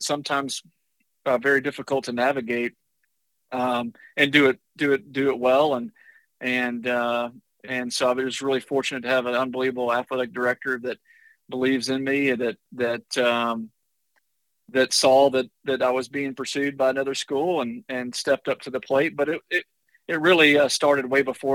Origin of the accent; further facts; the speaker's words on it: Jacksonville, Texas, United States; also born or lived in Galveston, Texas / Tyler, Texas; we moved to East Texas when I was in third grade. I was born in Galveston